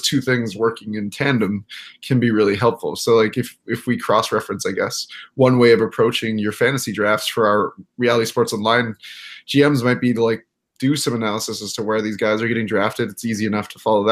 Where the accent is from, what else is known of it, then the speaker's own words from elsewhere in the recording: Iowa, United States; I was born in Iowa